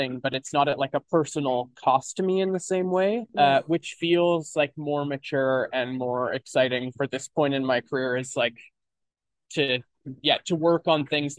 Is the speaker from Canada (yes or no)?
yes; Kelowna, British Columbia, Canada; I grew up in Kelowna, BC, which is a much bigger place now than it was when I was a kid.